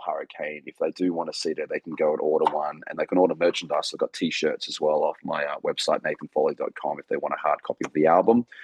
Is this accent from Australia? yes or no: yes; Australia; being an Australian entertainer